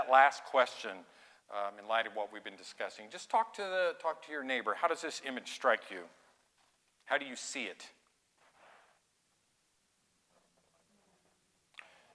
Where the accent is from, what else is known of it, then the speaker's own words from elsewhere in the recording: Oildale, California, United States; I'm from Oildale. My grandma lived behind … ma